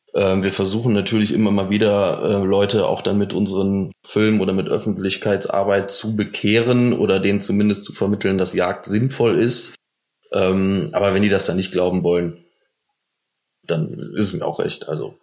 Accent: Cologne, North Rhine-Westphalia, Germany; Wir kommen aus Köln

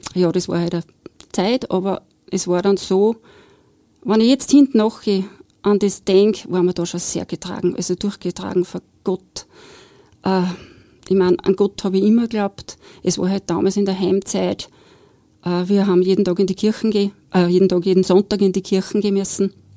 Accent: Steyr, Upper Austria, Austria; also born or lived in Bad Hall; nach Steyr zurück in meine Heimat

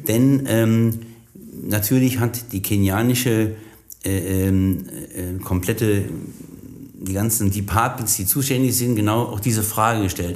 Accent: Germany; Wir sind ja Deutsche, wir sind Deutsche, bekannt für unser Engineering

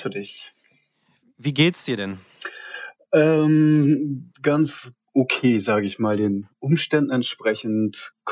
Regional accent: Hattingen, North Rhine-Westphalia, Germany; Ähm, aufgewachsen, gebürtig komme ich aus dem Ruhrgebiet.

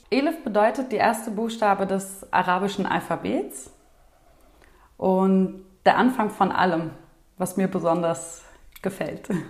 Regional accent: Turkey; Ich komme ja eigentlich aus der Türkei und ich fühle mich auch so türkisch. Und wir reden zu Hause auch türkisch.

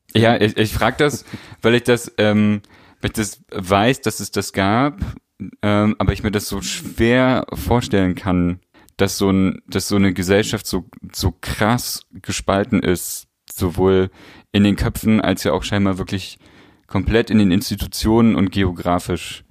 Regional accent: East Germany, Germany; ich komme ja aus Ostdeutschland

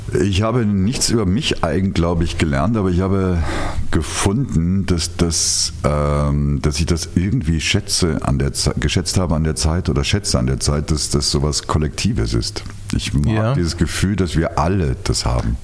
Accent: Rhineland, Germany; ich bin ja Rheinländer

